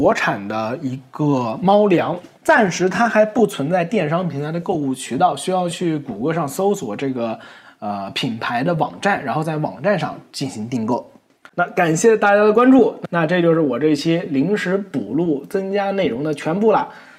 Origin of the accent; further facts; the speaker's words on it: Nantong, Jiangsu, China; 然后呢，很多朋友会问我是哪里人，实际上我是江苏南通人。那我口音已经完全没有南方的感觉了